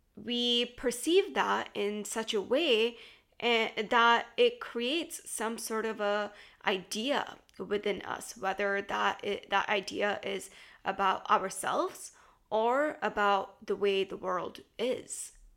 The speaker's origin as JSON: {"language": "English", "country": "United States", "tie": "born or raised there", "said": "growing up in the States"}